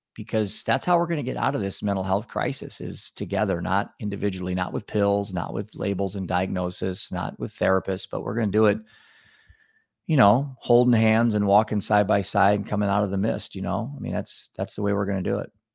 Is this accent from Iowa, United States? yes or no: yes; Cedar Rapids, Iowa, United States; I'm from Cedar Rapids, Iowa